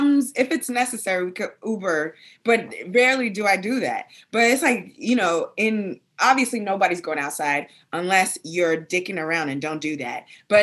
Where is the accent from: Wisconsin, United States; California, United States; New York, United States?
New York, United States; New York City; moved away as an adult; now in Los Angeles, United States; But also, I should admit that I am a native New Yorker. I'm from Brooklyn.